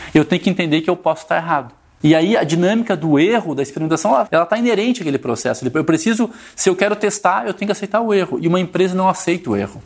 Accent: Rio Grande do Sul, Brazil; Quando a gente traz para o gaúcho, que é onde eu, de onde eu venho

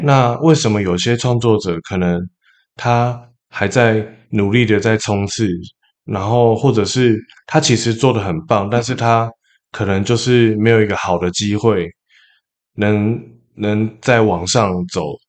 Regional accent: Taipei, Taiwan; 首先我是来自台北的一个淳朴的家庭，我住在南港中央研究院旁边

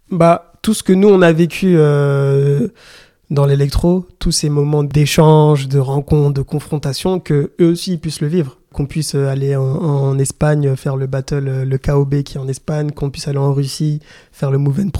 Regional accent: DR Congo; Bon, je suis congolais, j'ai besoin aussi de, de, me ressourcer par rapport à l'histoire.

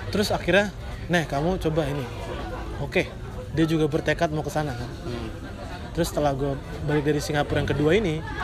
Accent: Bekasi, West Java, Indonesia; moved away as an adult; also born or lived in Jakarta; now in Yogyakarta, Indonesia; gue orang Bekasi

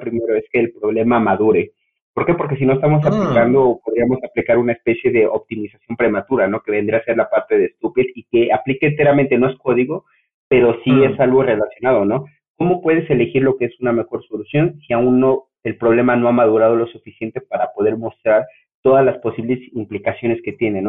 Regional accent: Mexico; soy mexicano

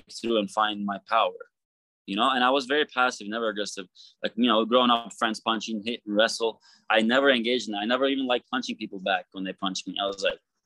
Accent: Istanbul, Turkey; now in United States; I grew up in Istanbul, Turkey

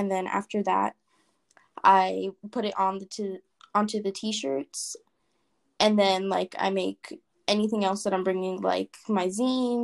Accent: Hawaii, United States; now in Las Vegas, United States; I actually was born in Hawaii.

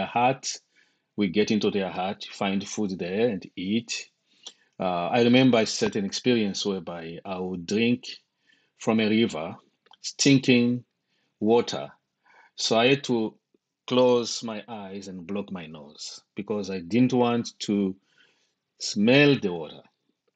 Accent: DR Congo; also born or lived in Zambia / Zimbabwe; now in United States; I'm originally from the Congo, Democratic Republic of Congo. Currently living in the United States and lived in Zimbabwe for two decades.

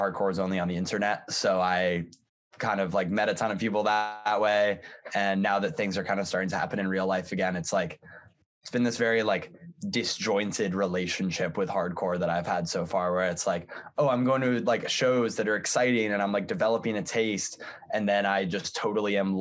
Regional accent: Northampton, Massachusetts, United States; I'm from Northampton, Massachusetts

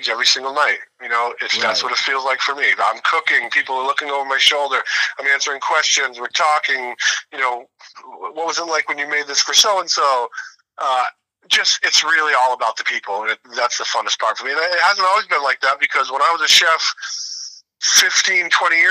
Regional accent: Boston, Massachusetts, United States; I grew up around Boston and have gone to Fenway for my entire life

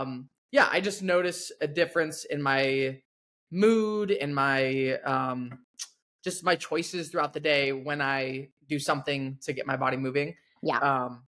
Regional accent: Washington, United States; growing up in Washington myself

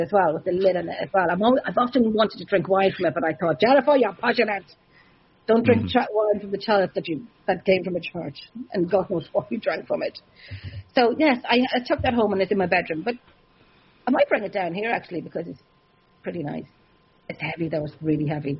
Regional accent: Ireland; I'm Irish

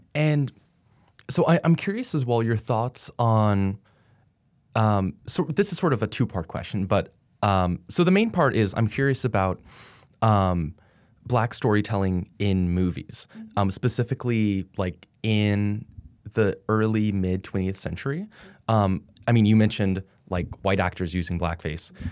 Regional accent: Dallas, Texas, United States; born or raised there

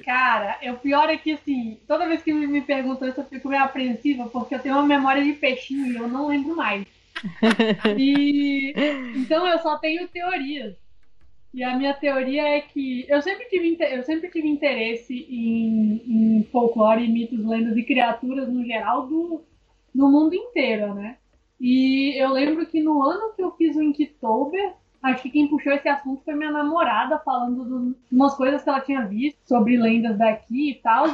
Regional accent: Brasília, Federal District, Brazil; also born or lived in Sobradinho; Agora eu tô morando em Sobradinho, que é uma cidade satélite, né? Cidade do entorno de Brasília, mas eu nasci em Brasília

